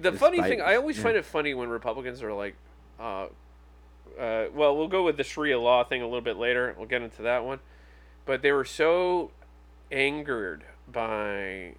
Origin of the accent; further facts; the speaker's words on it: United Kingdom; now in United States; I am a citizen of the United Kingdom.